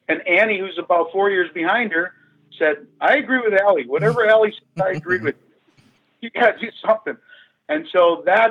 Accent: Calumet City, Illinois, United States; I grew up in Calumet City, Illinois

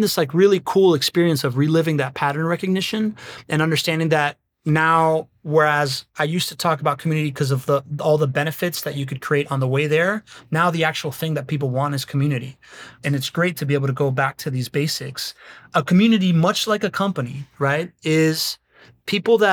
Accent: Miami, Florida, United States; I grew up in Miami

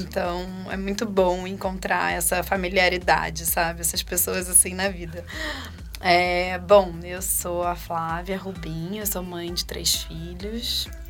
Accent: Rio de Janeiro, Brazil; moved away as an adult; now in Campinas, Brazil; sou carioca, sempre morei no Rio, até cinco anos atrás

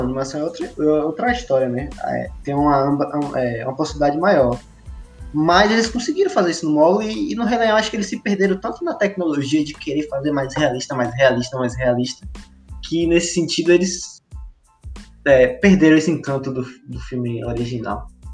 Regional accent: Feira de Santana, Bahia, Brazil; a gente é de Feira de Santana, né? Eu saí de feira no Natal

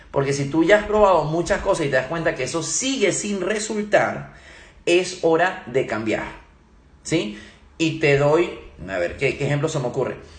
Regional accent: Venezuela; also born or lived in Germany; yo nací en Alemania, soy alemán, mi papá es alemán, viví unos cortos años en Alemania y con mi mamá es venezolana, luego se vinieron a Venezuela y también viví gran parte de mi vida en Venezuela

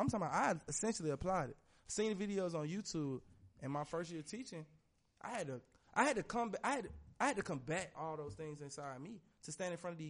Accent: Atlanta, Georgia, United States; I'm from Atlanta.

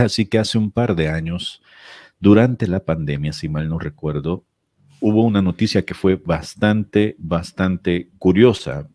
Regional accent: San Salvador, El Salvador; moved away as an adult; also born or lived in El Paso, United States; now in Ciudad Juárez, Mexico; San Salvador sobre todo, que es de donde yo soy

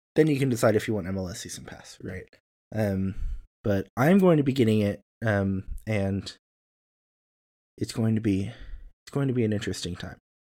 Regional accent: near St. Louis, Missouri, United States; moved away; that's near-ish my hometown.

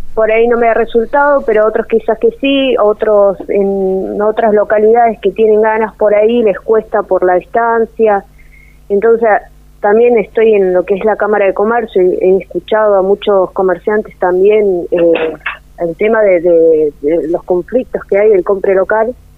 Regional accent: Río Gallegos, Santa Cruz, Argentina; now in Perito Moreno, Argentina; nacida en Río Gallegos

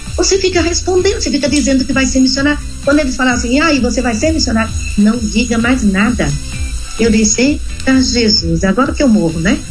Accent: Marataízes, Espírito Santo, Brazil; now in Cascavel, Brazil; Eu sou do estado ah. do Espírito Santo, Marataízes, em Nova Canaã

